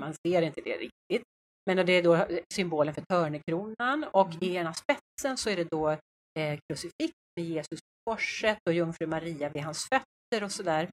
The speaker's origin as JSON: {"language": "Swedish", "country": "Sweden", "said": "vi svenskar"}